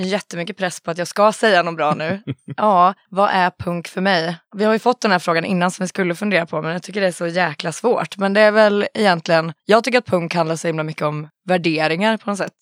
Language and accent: Swedish; Falun, Dalarna County, Sweden; moved away; Jag är från Falun och jag har ju lite ynnesten att ha liksom en farsa som har spelat grindcore och så under hela min uppväxt.